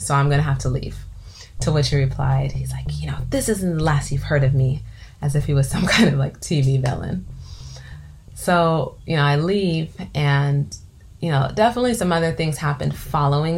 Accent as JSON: {"language": "English", "region": "California", "country": "United States", "tie": "born or raised there", "said": "I grew up in California"}